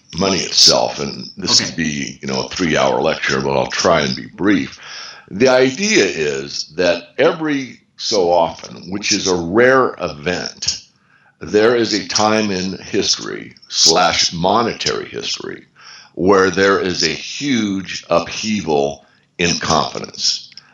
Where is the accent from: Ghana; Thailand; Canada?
Canada; Another interesting thing about being Canadian was that at the time